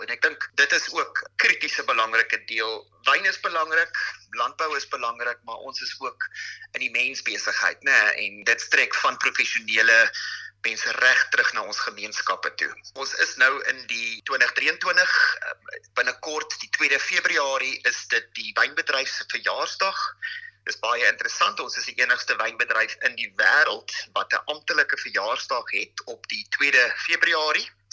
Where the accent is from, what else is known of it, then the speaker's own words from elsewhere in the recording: South Africa; ons as Suid-Afrikaners